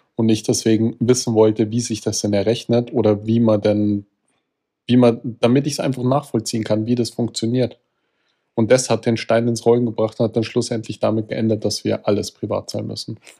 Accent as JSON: {"language": "German", "country": "Austria", "said": "ich als Österreicher"}